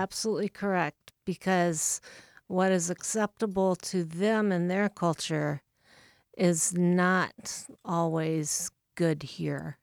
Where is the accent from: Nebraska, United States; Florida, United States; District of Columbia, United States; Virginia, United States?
Nebraska, United States; Bellevue; moved away as an adult; now in Saint Paul, United States; actually just relocated there about a month ago. So really, I come from Bellevue, Nebraska.